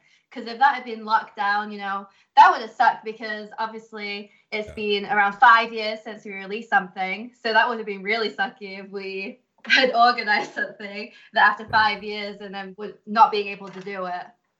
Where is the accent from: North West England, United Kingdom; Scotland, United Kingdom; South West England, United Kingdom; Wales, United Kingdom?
North West England, United Kingdom; Liverpool; moved away as an adult; now in Detroit, United States; I'm originally from the UK. So I'm originally from Liverpool. So I moved here about 4 or 5 years ago now.